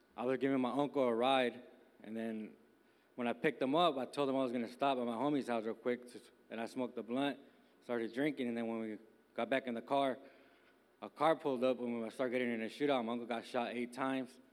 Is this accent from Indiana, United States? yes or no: no; Bay Area, California, United States; now in Miami, United States; I'm from uh, California, born and raised in the Bay Area